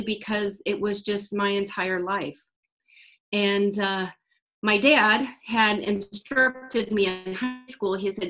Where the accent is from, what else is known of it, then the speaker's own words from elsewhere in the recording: Iowa, United States; now in Texas, United States; I live in Texas presently, but really I'm just a Midwest girl. I'm from Iowa. And I was really lucky to grow up in a horse family.